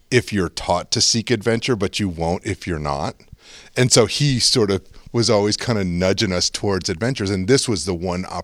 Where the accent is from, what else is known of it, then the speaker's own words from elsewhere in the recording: Connecticut, United States; I moved around a lot as a kid. Um, but we, but I say I'm from Connecticut because we lived there more than any other thing.